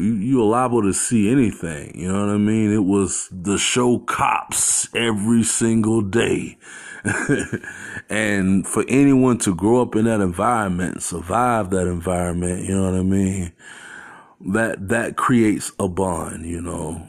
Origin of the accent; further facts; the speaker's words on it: Phoenix, Arizona, United States; growing up in Phoenix